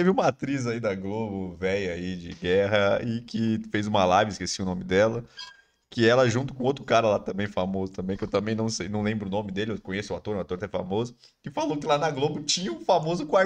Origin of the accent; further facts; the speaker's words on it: São Paulo, Brazil; porque a gente é, é de São Paulo.